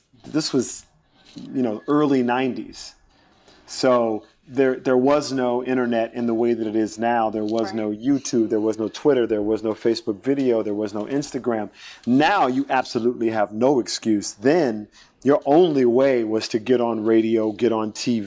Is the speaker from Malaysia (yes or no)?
no; South Carolina, United States; I was a kid from South Carolina